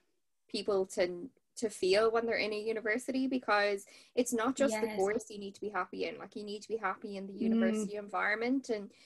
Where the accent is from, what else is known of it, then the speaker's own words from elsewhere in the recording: Dublin, Leinster, Ireland; also born or lived in Kilkenny; I'm from Dublin originally, but then moved to Kilkenny.